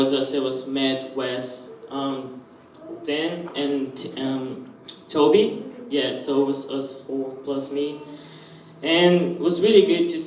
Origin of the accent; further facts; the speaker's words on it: Brazil; moved away as an adult; now in Australia; I'm from Brazil and I'm this year here in Australia.